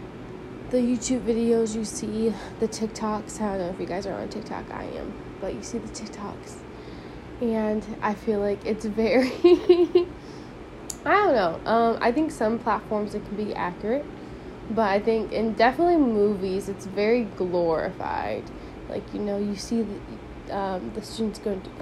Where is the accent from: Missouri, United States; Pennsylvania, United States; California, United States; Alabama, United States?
Missouri, United States; St. Louis; my hometown is, St. Louis